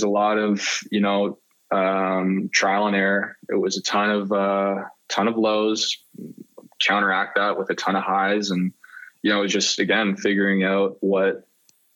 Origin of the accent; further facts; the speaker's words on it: Mississauga, Ontario, Canada; moved away; someone I grew up with back in Mississauga